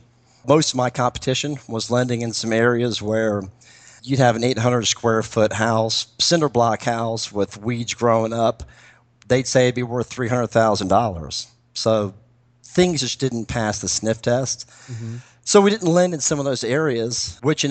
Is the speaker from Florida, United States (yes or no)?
yes; Florida, United States; now in Atlanta, United States; I'm from Florida originally and have a lot of contacts there and know that market.